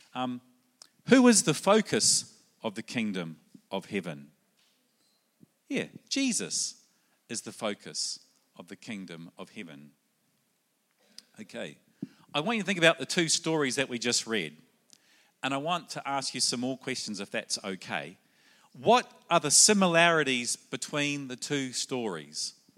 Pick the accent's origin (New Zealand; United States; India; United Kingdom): New Zealand; also born or lived in Sydney, Australia / South Australia, Australia; now in Brisbane, Australia; originally I come from New Zealand. That might be in the accent